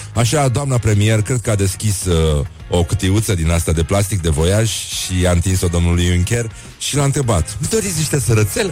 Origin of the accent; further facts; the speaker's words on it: Moldavia, Romania; accent: Moldavian; vorbesc cu accent moldovenesc la televizor